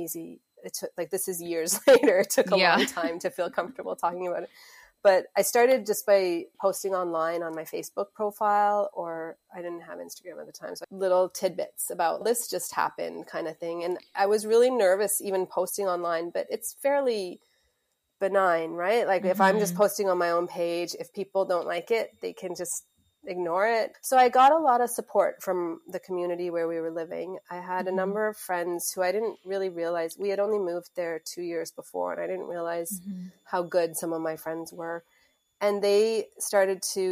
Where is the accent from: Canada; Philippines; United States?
Canada; Mississauga, Ontario; also born or lived in South Africa; I was born in South Africa, but we moved to Mississauga, which is just outside of Toronto, when I was 7 years old. So I grew up in Mississauga